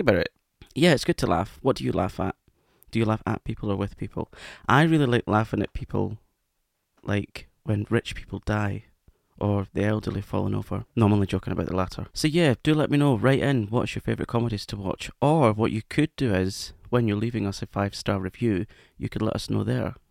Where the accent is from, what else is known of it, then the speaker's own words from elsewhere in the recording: Scotland, United Kingdom; accent: Scottish; That was my Scottish accent coming out